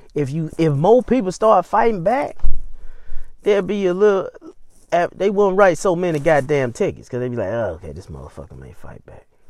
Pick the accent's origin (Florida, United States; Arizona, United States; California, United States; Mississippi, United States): Mississippi, United States; Jackson; I'm from Jackson. Born, raised, and educated.